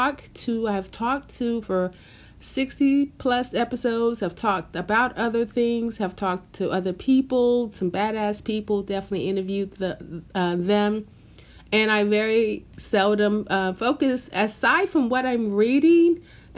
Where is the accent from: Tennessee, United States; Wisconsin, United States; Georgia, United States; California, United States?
Tennessee, United States; Memphis; moved away as an adult; now in New York City, United States; I am from Memphis, Tennessee, and I have great love for my city.